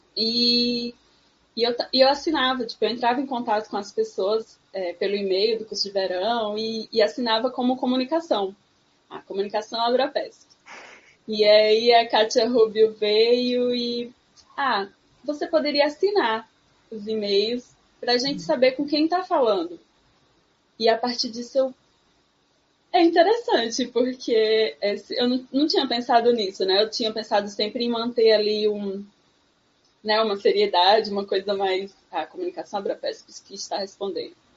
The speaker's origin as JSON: {"language": "Portuguese", "region": "Sertão of Pernambuco", "country": "Brazil", "said": "eu venho do sertão de Pernambuco"}